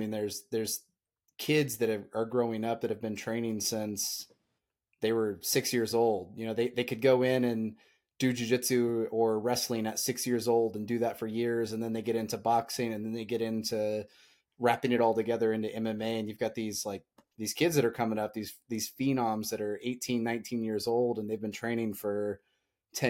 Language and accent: English; Indiana, United States; moved away as an adult; also born or lived in Atlanta; I'm from Indiana